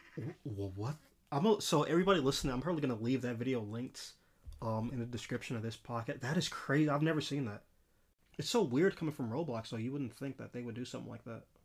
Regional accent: Los Angeles, California, United States; especially growing up in L A, like, I'm from South Central L

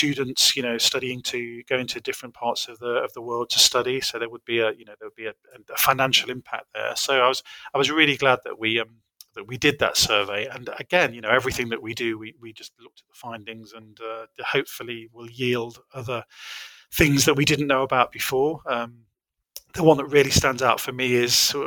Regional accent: United Kingdom; a British person

